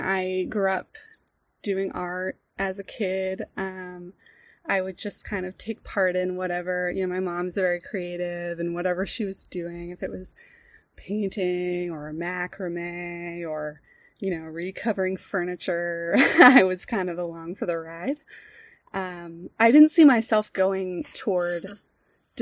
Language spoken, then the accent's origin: English; Boston, Massachusetts, United States; moved away as an adult; also born or lived in Rhode Island; now in Central Oregon, United States; I grew up in the Boston area in Massachusetts. I was born in the city, grew up outside of it in suburban, kind of north of Boston